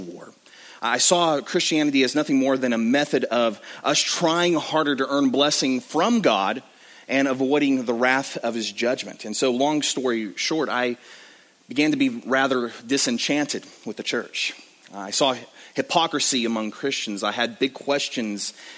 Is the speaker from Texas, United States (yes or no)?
yes; West Texas, United States; I grew up in the Bible Belt of West Texas